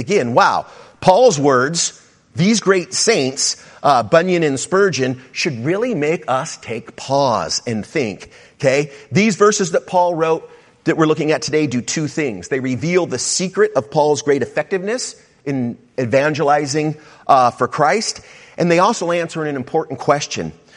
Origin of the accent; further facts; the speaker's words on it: South Bay, California, United States; I grew up in the South Bay